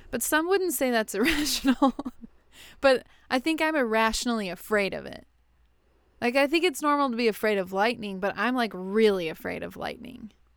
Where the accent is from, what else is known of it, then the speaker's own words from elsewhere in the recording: West Texas, United States; now in Houston, United States; Not in Houston, but I grew up in West Texas, out in the desert